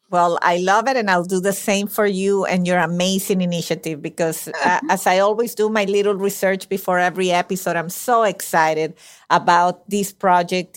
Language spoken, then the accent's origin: English; Venezuela; moved away; I was born and raised in Venezuela